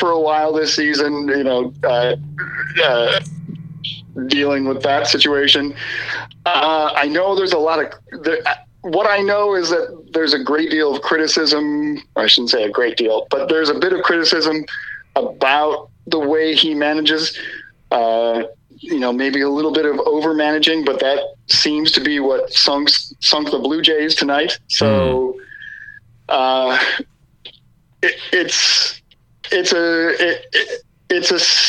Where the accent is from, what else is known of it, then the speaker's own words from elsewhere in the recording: Minnesota, United States; I am from Minnesota